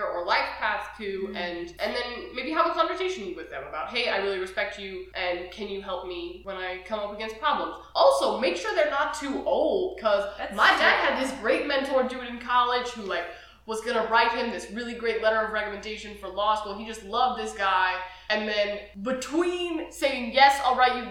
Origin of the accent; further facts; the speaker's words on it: Midwest, United States; I'm from the Midwest